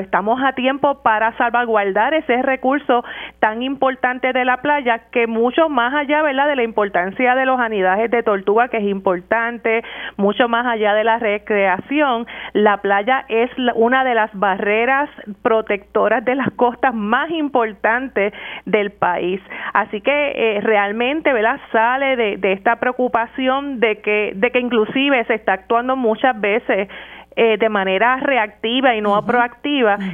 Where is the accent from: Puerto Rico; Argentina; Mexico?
Puerto Rico; nosotros como puertorriqueños